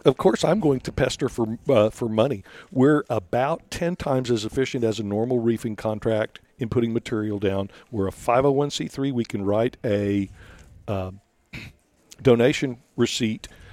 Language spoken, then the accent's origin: English; Rio Grande Valley, Texas, United States; I, I'm from the Rio Grande Valley